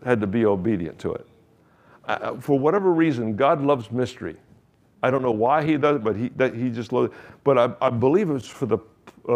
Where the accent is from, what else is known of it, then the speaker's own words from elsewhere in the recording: Key West, Florida, United States; I'm from Key West, from this little 2x4 island